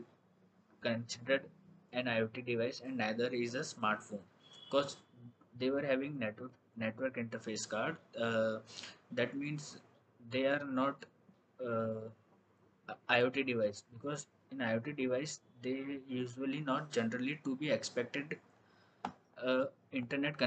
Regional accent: Ahmedabad, Gujarat, India; I am from Ahmedabad

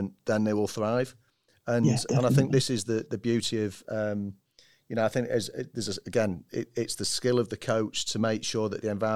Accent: Manchester, North West England, United Kingdom; I'm a Mancunian

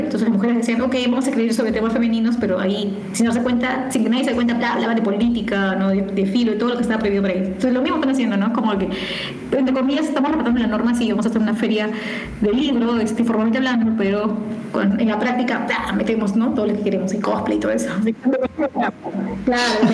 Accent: Bellavista, Callao, Peru; yo nací en el Callao, en Bellavista

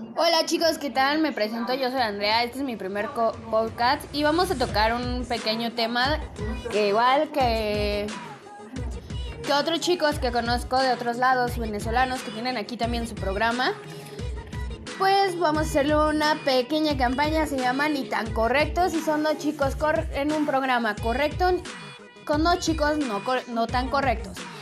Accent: Querétaro, Mexico; yo de donde yo soy, que es México, la hermosa ciudad de Querétaro, Querétaro

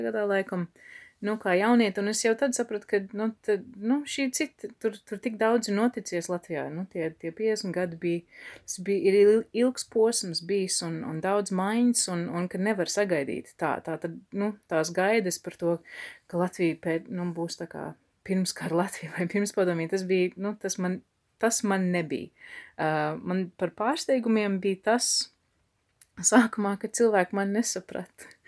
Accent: Canada; first language Latvian; also born or lived in Toronto; now in Latvia; uzaugot Kanādā

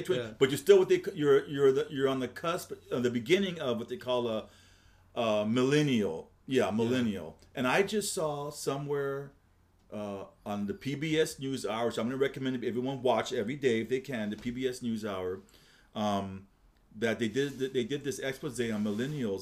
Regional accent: Los Angeles, California, United States; I was born and raised in Los Angeles. I'm 63 years old. I grew up in Southern California

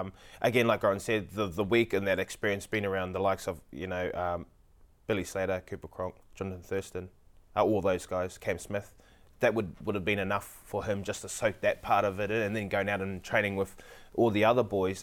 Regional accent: Queensland, Australia; I'm a Queenslander, so Queenslander all the way

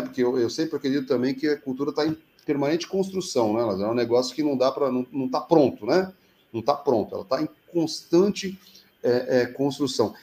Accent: São Paulo, Brazil; now in Curitiba, Brazil; eu sou paulistano, já estou há 26 anos aqui em Curitiba

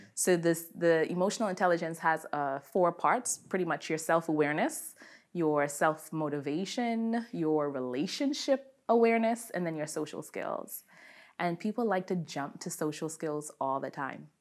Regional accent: Bahamas; moved away; I am from the beautiful islands of the Bahamas

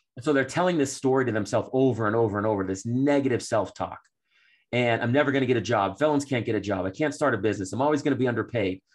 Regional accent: Framingham, Massachusetts, United States; I grew up in Boston

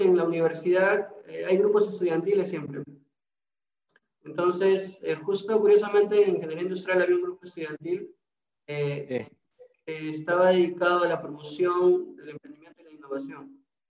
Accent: Trujillo, La Libertad, Peru; yo sí soy de Trujillo

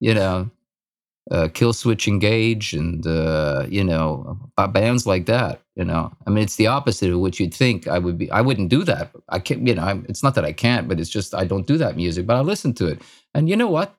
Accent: Austria; moved away; I was born in Austria, in Europe, and, uh, lived in a small village.

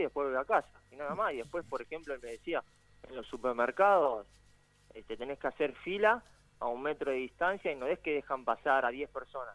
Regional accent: Argentina; moved away as an adult; now in England; yo siendo argentino

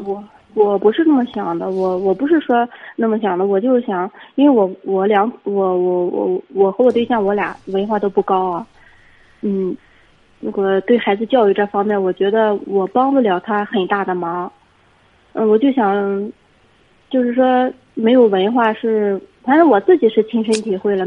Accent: Dezhou, Shandong, China; 我是德州这边的

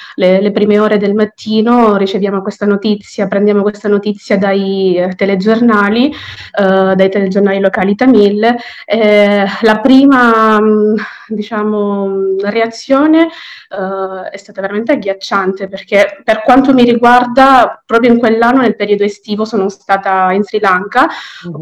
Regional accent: Palermo, Sicily, Italy; sono nata e cresciuta a Palermo

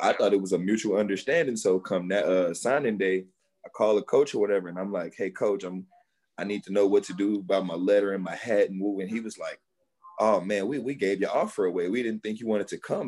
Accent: Houston, Texas, United States; I'm originally from Houston

